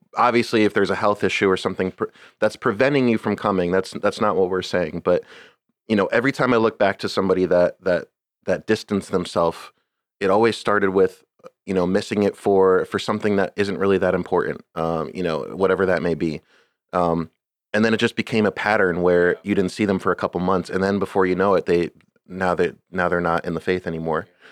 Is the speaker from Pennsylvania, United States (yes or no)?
yes; Scranton, Pennsylvania, United States; where I grew up, s, um, Scranton is ni-, is very, very Catholic